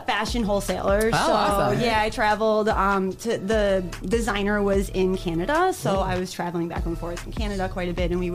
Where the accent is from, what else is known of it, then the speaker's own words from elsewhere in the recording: Toledo, Ohio, United States; moved away as an adult; now in Michigan, United States; I'm born and raised in Toledo.